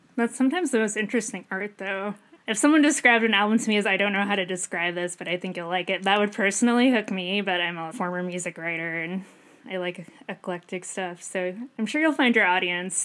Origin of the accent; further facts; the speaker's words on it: Northeast, United States; moved away; I'm from the Northeast.